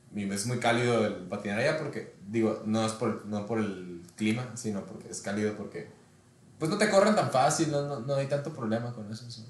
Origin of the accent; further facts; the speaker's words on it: Ensenada, Baja California, Mexico; moved away as an adult; now in Culiacán, Mexico; soy de Ensenada. Tengo tres años que me mudé a Culiacán. Allá vivo con mi esposa